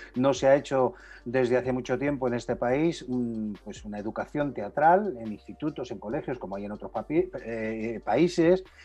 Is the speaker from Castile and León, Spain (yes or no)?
no; Castilla-La Mancha, Spain; Yo soy manchego, pero mi madre es murciana